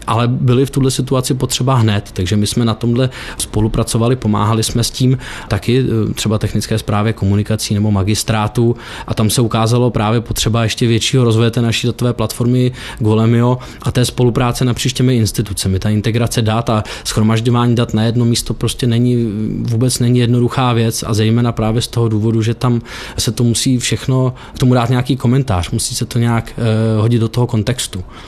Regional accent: Czechia; jsme Češi

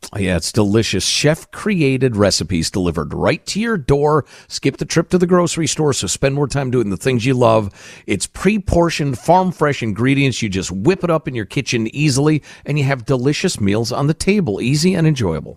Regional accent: Chicago, Illinois, United States; near where I grew up in Chicagoland

